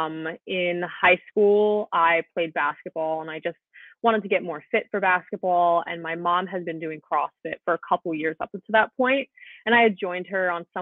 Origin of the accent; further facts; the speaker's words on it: Vermont, United States; moved away as an adult; now in Long Island, United States; So I'm actually from Vermont. I've been in Long Island for 4 years